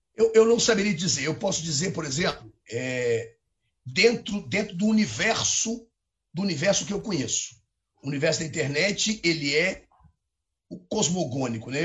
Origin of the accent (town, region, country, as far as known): Brazil; accent: Brazilian